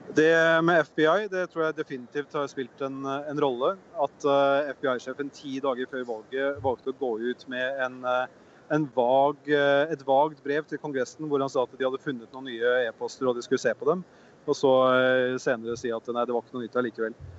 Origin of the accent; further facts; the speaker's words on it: Norway; vi som nordmenn